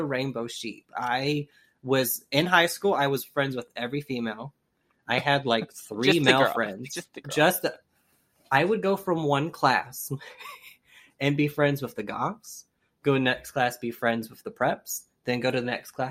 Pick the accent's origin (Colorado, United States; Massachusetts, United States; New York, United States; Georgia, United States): Georgia, United States; Augusta; moved away as an adult; I was born in Augusta, Georgia